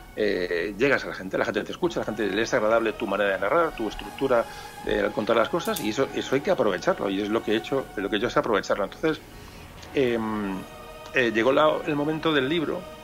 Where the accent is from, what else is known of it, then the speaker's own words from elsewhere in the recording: Spain; Somos españoles, pero sobre todo somos mediterráneos.